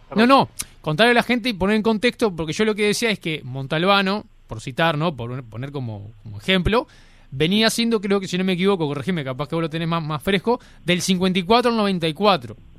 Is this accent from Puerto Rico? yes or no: no; Uruguay; nosotros como uruguayos